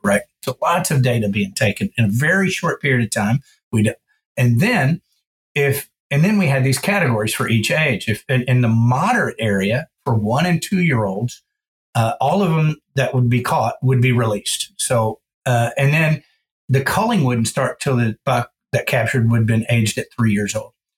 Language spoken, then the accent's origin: English; Georgetown, Texas, United States; I grew up in Georgetown, Texas, just about 30 miles north of Austin, dead center of the state, hill country.